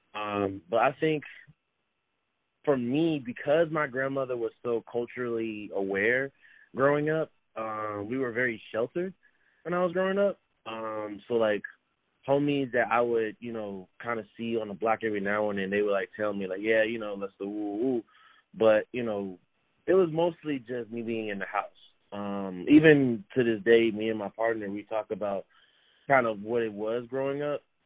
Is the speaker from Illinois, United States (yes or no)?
yes; Chicago, Illinois, United States; living and growing up in Chicago